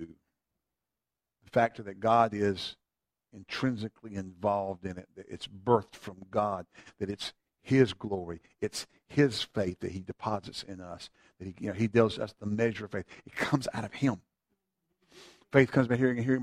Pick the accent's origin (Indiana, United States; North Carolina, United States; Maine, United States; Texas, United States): North Carolina, United States; Eastern Carolina; now in Greensboro, United States; I grew up in Eastern Carolina